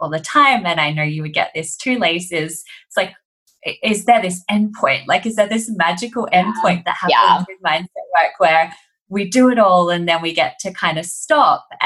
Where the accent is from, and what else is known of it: Australia; accent: Australian; also born or lived in London